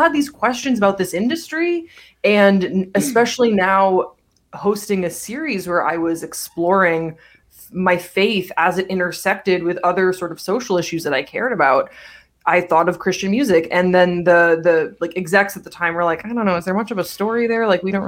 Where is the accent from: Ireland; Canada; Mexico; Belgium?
Belgium; also born or lived in South Carolina, United States; I grew up in Belgium. I was born in South Carolina. Both my parents are American